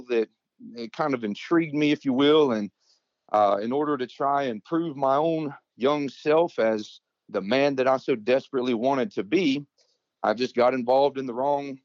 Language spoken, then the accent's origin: English; Georgia, United States; also born or lived in Mississippi; my mother, my sister, and I, we moved from Mississippi here to Georgia